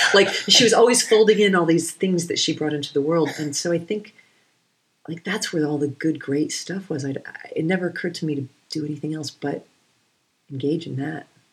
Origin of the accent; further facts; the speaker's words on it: New England, United States; I'm from New England